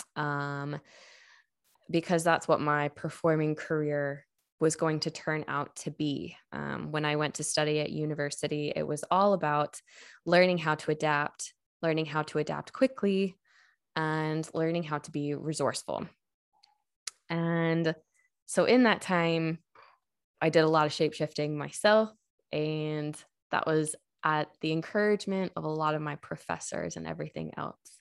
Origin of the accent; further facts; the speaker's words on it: United States; moved away as an adult; now in Ireland; I am not Irish. Um, I come from the States